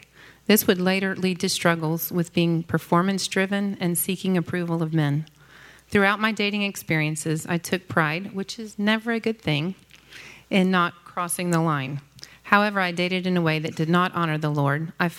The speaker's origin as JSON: {"language": "English", "town": "Dallas", "region": "Texas", "country": "United States", "tie": "born or raised there", "said": "I grew up in Dallas in a family with a long legacy of God-fearing parents, grandparents, and great-grandparents."}